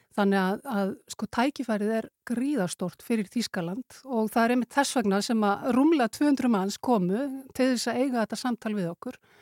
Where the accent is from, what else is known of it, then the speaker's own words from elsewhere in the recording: Iceland; Við erum náttúrulega Íslendingar